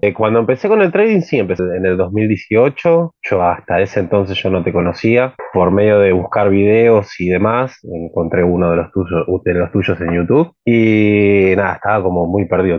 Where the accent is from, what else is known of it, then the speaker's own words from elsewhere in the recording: Argentina; en mi país, poner en Argentina acá